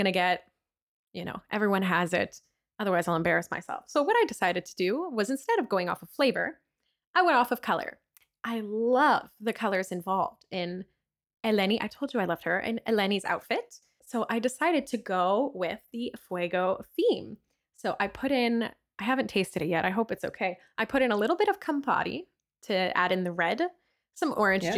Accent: Canada; as a Canadian

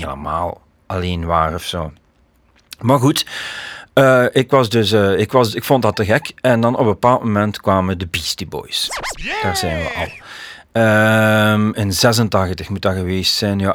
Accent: Leopoldsburg, Flanders, Belgium; also born or lived in Koersel, Beringen; wij woonden eigenlijk in Leopoldsburg.

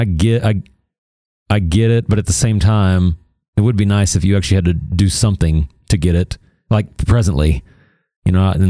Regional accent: United States; Even though I'm American

